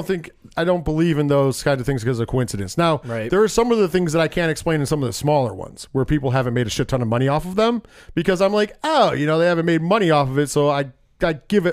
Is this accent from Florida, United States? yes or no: no; Binghamton, New York, United States; moved away; I was from Binghamton.